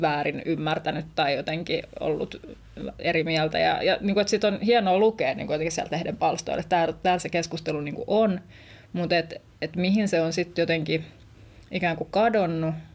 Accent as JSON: {"language": "Finnish", "town": "Vantaa", "region": "Uusimaa", "country": "Finland", "tie": "born or raised there", "said": "oon kasvanut Vantaalla, jos suurta kotiseuturakkautta tunnen kyllä, kyllä Tikkurillaan"}